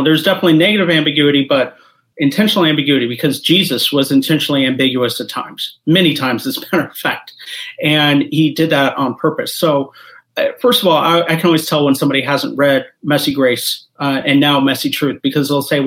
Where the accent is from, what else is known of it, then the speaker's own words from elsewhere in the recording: Kansas City, Missouri, United States; also born or lived in Columbia, Missouri; I am originally from Kansas City, Columbia, Missouri